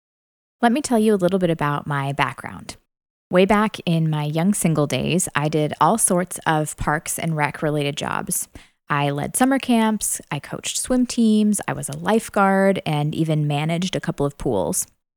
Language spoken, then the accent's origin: English; Illinois, United States; now in Tennessee, United States; I am originally from Central Illinois, but my husband Cole and I have called Tennessee home for about 10 years now.